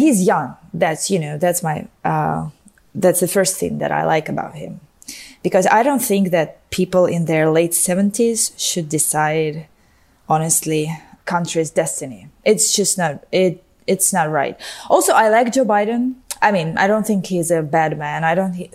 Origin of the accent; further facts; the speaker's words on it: Moscow, Russia; moved away as an adult; now in Washington, D.C., United States; I live in Washington, D.C., where I came to in 2015 from Moscow, where I'd lived all my life before that. So, yes, I'm Russian